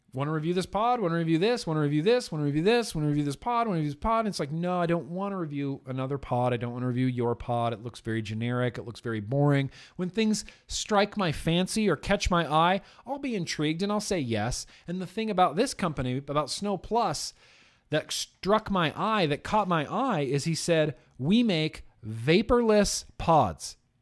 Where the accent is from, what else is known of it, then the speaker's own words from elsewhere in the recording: Lake Tahoe, Nevada, United States; growing up in Lake Tahoe